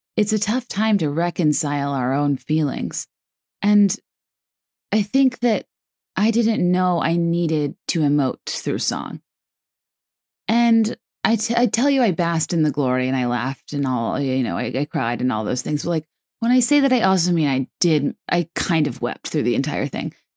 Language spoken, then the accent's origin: English; East Coast, United States; I'm from the East Coast.